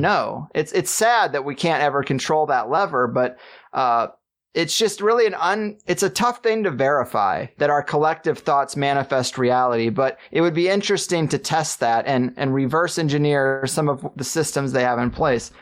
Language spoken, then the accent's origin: English; Missouri, United States; I grew up in Missouri